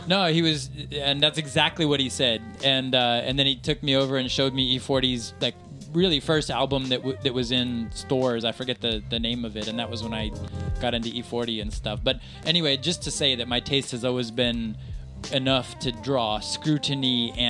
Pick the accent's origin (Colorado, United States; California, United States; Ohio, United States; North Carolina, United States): California, United States; Modesto; now in Japan; I grew up in Modesto too